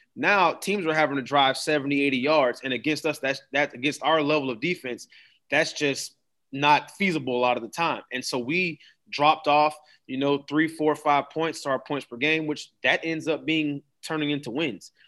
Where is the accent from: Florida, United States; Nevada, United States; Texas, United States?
Florida, United States; Daytona Beach; moved away; I'm from Daytona